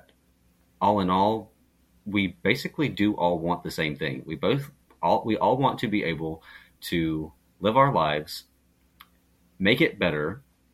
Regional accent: Georgia, United States; I'm from Georgia, so that's pretty deep south as you can get

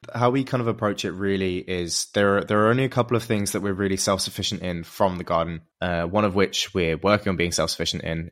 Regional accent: England, United Kingdom; moved away; in England where, where I'm from

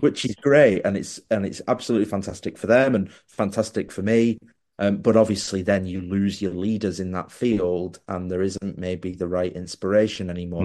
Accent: Wigan, North West England, United Kingdom; I was born in Wigan

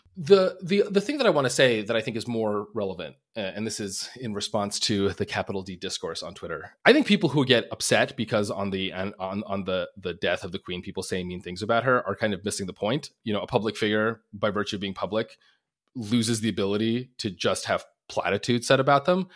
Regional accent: Long Island, New York, United States; moved away as an adult; now in Minnesota, United States; I grew up on Long Island

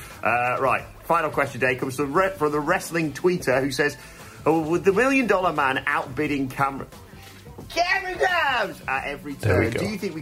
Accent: United Kingdom; We're British

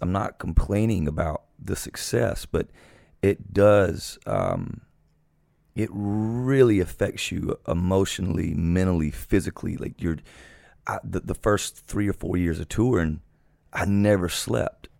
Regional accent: South Georgia, United States; moved away as an adult; Growing up in South Georgia

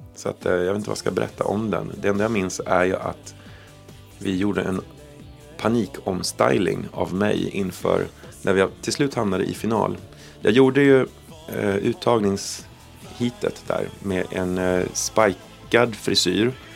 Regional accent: Sweden; Vi kom från Sverige

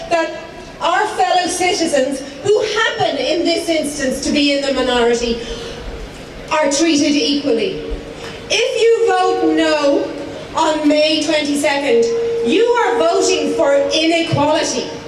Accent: Ireland; as an Irish citizen

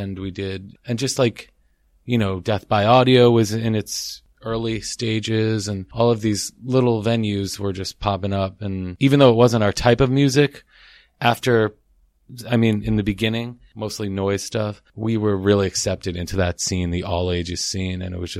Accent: Bay Ridge, New York, United States; because I'm from New York and we all grew up here. We're originally from Bay Ridge

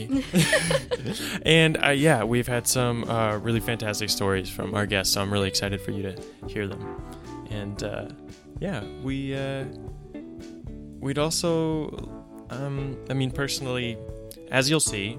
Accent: Port Moody, British Columbia, Canada; now in Vancouver, Canada; I'm a stand-up comedian and writer originally from Port Moody. Now I live in Vancouver

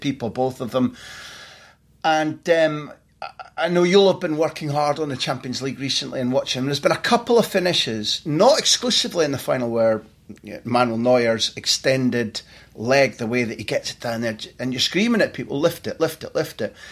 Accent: Scotland, United Kingdom; as a Scot

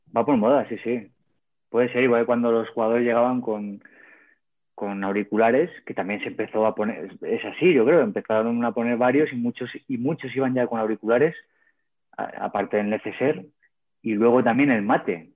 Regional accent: Cuenca, Castilla-La Mancha, Spain; also born or lived in El Provencio; siendo de Cuenca

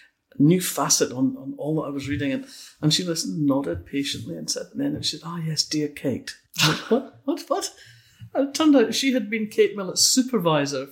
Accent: Fife, Scotland, United Kingdom; accent: Scots; moved away as an adult; also born or lived in Kirkcaldy / East Wemyss / Manchester / Oxford; when I was growing up in Fife

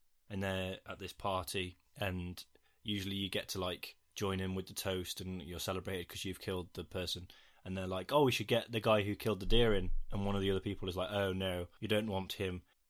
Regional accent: United Kingdom; I hate being British.

